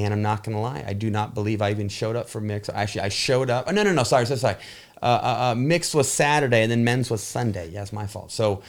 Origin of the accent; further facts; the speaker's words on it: Chelan, Washington, United States; there's this cute little town a little north of where I grew up in Lake Chelan.